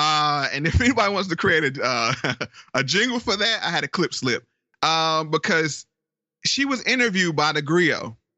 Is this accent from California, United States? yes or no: yes; Oakland, California, United States; born there; I was born in Oakland, then I went off to Howard University